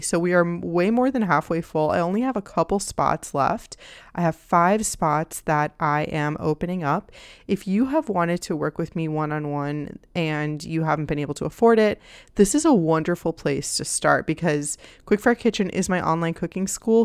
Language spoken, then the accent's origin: English; Miami, Florida, United States; I grew up in Miami